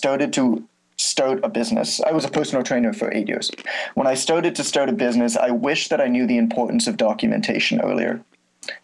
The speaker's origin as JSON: {"language": "English", "country": "Canada", "said": "I'm Canadian"}